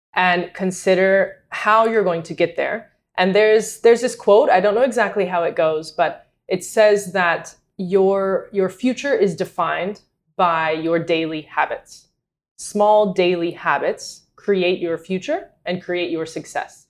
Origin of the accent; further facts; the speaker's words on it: North Carolina, United States; moved away as an adult; also born or lived in Madrid, Spain; I was born and raised in North Carolina